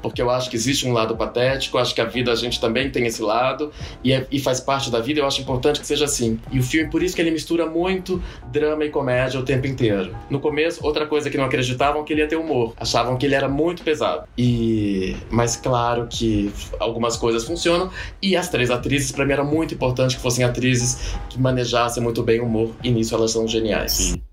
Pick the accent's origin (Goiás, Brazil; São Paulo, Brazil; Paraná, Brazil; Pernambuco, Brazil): Goiás, Brazil; Goiânia; eu sou de Goiânia